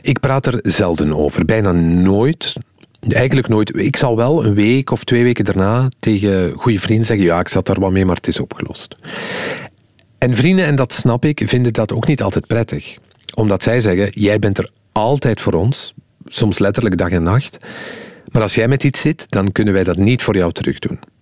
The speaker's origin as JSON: {"language": "Dutch", "region": "Flanders", "country": "Belgium"}